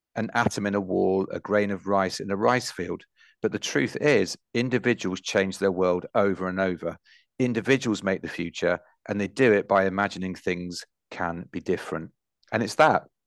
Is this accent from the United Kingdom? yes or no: yes; Nottingham, East Midlands, United Kingdom; I grew up in Nottinghamshire where the miners' strikes were on